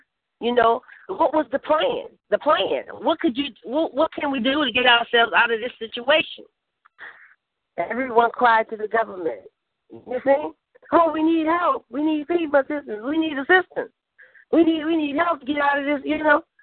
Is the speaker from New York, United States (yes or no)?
no; New Orleans, Louisiana, United States; where I was born and raised at in New Orleans, Louisiana